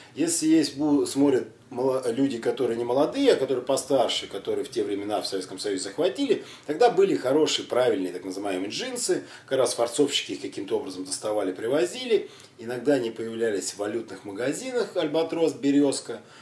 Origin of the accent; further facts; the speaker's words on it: Siberia, Kemerovo Oblast, Russia; я родом с Сибири, с Кемеровской области